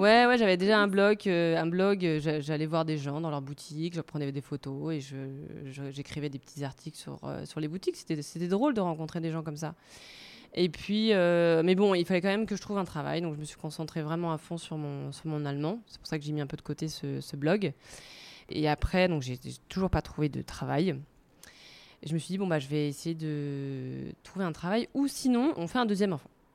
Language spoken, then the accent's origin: French; Paris, Île-de-France, France; moved away as an adult; now in Zurich, Switzerland; je suis parisienne. Je suis arrivée à Zurich il y a cinq ans en 2016